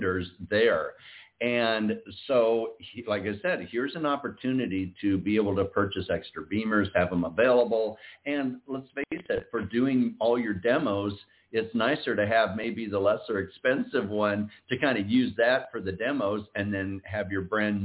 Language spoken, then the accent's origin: English; Iowa, United States; we're both originally from Iowa